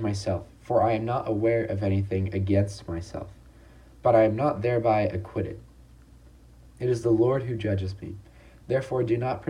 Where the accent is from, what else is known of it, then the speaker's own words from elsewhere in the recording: Long Beach, California, United States; I'm a sophomore from Long Beach, California